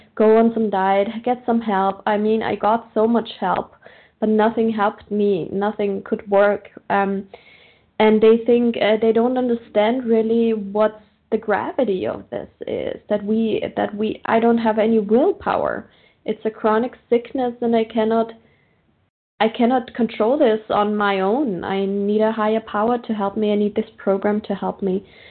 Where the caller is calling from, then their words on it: Austria; I'm calling from Austria, Central European time.